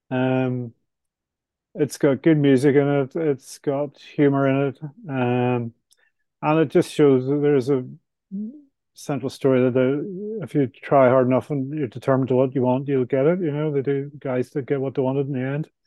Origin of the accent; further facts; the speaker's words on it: Ireland; I'm Irish, so I like to have a couple of pints at the end of the week